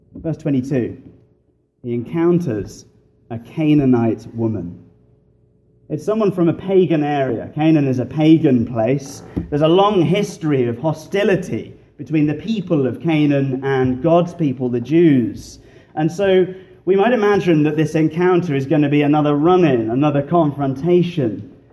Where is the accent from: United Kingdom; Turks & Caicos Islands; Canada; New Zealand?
United Kingdom; England; moved away as an adult; now in Fox Chapel, United States; I grew up in the bars of England